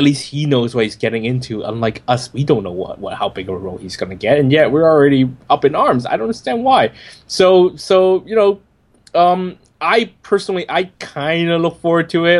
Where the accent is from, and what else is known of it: Hong Kong; born or raised there